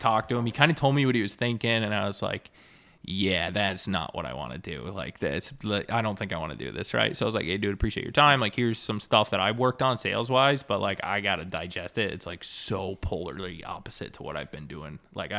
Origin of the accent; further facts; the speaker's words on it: New York, United States; start calling on farms back where I grew up in Central New York, but 4 hours one way once a week